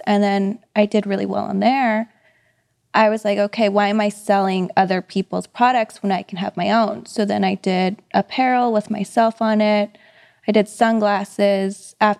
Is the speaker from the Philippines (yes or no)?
yes; Philippines; I'm Filipino, you know what it is.